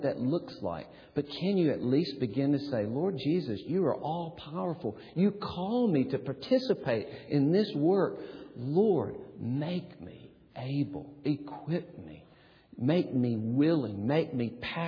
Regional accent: Gadsden, Alabama, United States; moved away; my hometown, Gadsden

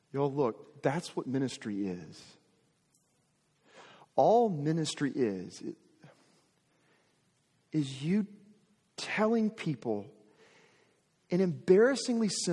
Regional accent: Arkansas, United States; I'm from Arkansas, was born and raised in Arkansas.

